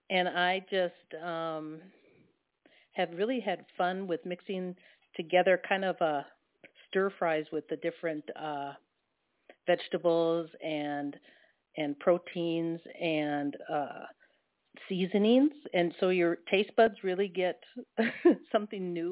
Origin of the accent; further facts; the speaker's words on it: Midwest, United States; I grew up in the Midwest